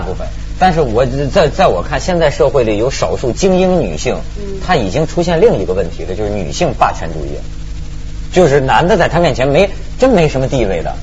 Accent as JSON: {"language": "Chinese", "region": "rural Shandong", "country": "China", "tie": "born or raised there", "said": "我们老家山东农村"}